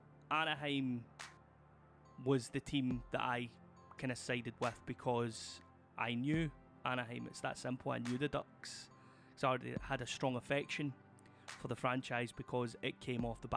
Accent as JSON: {"language": "English", "town": "Glasgow", "region": "Scotland", "country": "United Kingdom", "said": "I'm from Glasgow, Scotland."}